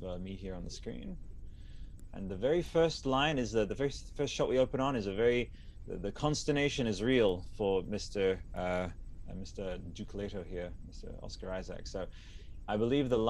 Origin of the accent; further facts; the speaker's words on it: Australia; I'm from Australia